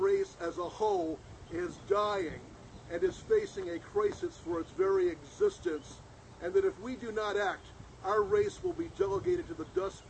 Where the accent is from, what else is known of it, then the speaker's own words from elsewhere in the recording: Jasper, Indiana, United States; And I'm here in Jasper, Indiana, my hometown